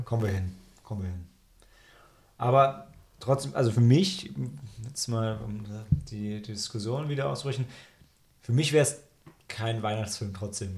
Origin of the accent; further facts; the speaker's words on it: Germany; als Deutscher